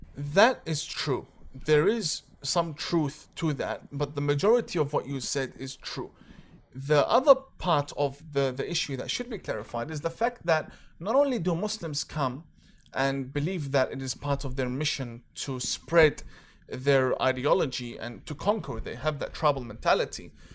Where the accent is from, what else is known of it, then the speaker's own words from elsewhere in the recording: Australia; I'm not from Canada. I'm from Australia.